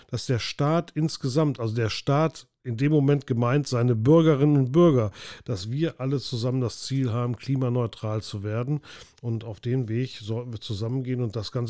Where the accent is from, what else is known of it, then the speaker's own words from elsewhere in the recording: Bochum, North Rhine-Westphalia, Germany; Für mich als Bochumer ist es überhaupt keine Alternative, mit dem Flugzeug nach Berlin zu fliegen.